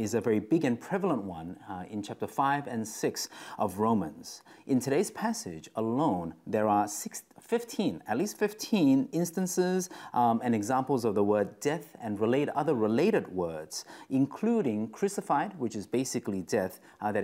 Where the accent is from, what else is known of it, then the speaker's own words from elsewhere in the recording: Australia; I'm from Australia